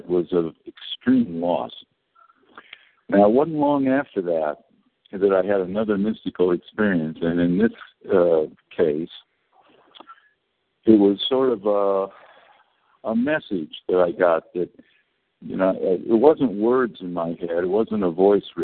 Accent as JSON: {"language": "English", "region": "California", "country": "United States", "tie": "born or raised there", "said": "I was born in California to a good family"}